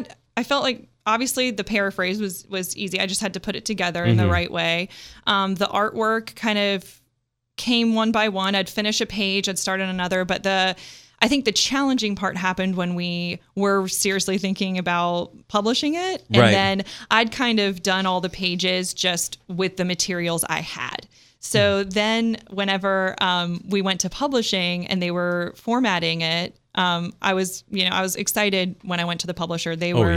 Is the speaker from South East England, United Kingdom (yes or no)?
yes; Oxford, South East England, United Kingdom; born there; also born or lived in Scotland / Kansas; now in United States; I was born in Oxford, England. My whole family's from there. I'm still a UK citizen, as a matter of fact.